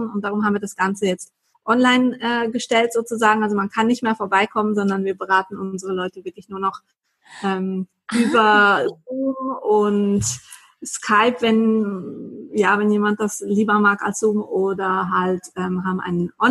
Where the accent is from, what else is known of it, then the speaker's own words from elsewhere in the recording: Basel, Basel-Stadt, Switzerland; ich komme aus Basel in der Schweiz.